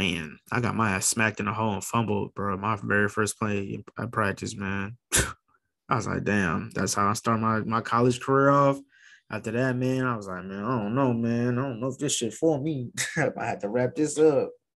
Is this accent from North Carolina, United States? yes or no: no; South Texas, United States; moved away as an adult; also born or lived in Northern Colorado; I'm coming from South Texas